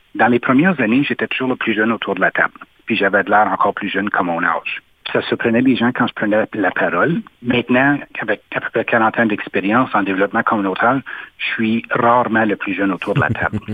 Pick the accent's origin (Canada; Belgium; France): Canada; Sudbury, Ontario; also born or lived in Ottawa; je suis natif de Sudbury puis j'y habite encore